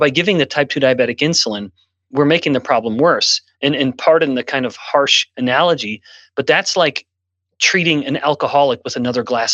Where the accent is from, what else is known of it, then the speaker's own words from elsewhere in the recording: Canada; now in United States; I'm born and raised in Canada, and I've lived in multiple countries